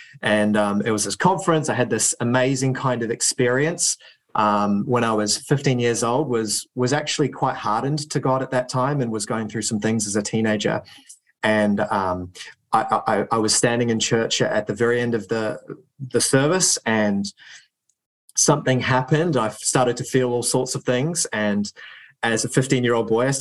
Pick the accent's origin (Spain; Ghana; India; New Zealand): New Zealand; now in United Kingdom; I grew up in New Zealand